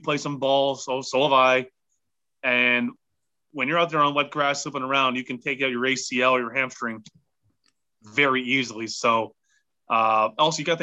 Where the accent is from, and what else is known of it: Canada